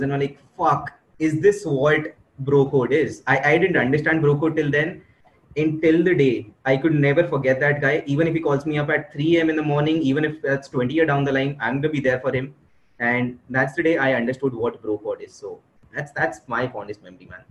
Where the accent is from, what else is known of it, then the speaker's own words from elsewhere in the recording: Delhi, India; I am from Delhi, and I enjoyed my school life thoroughly.